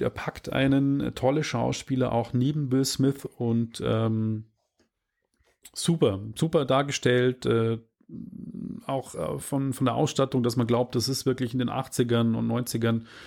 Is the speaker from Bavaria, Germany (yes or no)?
yes; Regensburg, Bavaria, Germany; aus meiner Heimatstadt Rengsburg